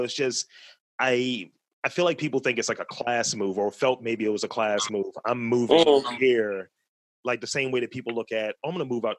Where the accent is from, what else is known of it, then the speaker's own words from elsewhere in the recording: Baltimore, Maryland, United States; also born or lived in Towson, Maryland; I've been here for 35 years. I'm from Baltimore, born and bred, went to City College